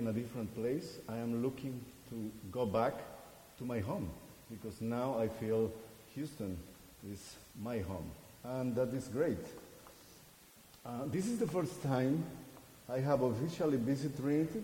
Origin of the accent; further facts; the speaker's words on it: Guatemala; moved away as an adult; also born or lived in Costa Rica; now in Texas, United States; I am originally from Guatemala. This is my country, the country I am originally from